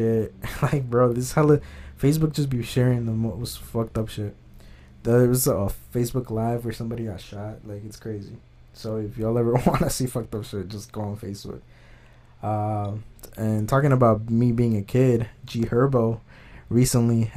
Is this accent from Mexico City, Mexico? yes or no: no; Jalisco, Mexico; I'm from Jalisco